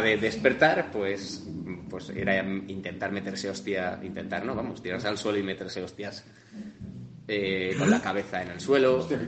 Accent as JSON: {"language": "Spanish", "country": "Spain", "said": "yo como español de bandera y toro"}